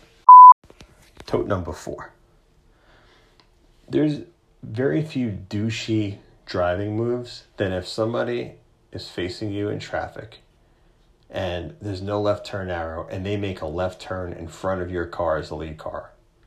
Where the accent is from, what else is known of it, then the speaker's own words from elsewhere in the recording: New York, United States; as a New Yorker